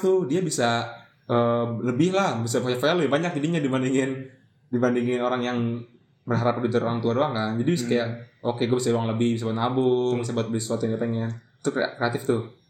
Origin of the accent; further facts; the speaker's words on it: Tangerang, Banten, Indonesia; also born or lived in Ciputat; daerah gue juga dari daerah di Ciledug ke Ciputat